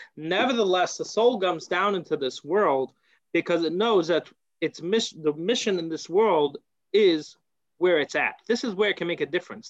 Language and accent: English; United States; moved away; I come from America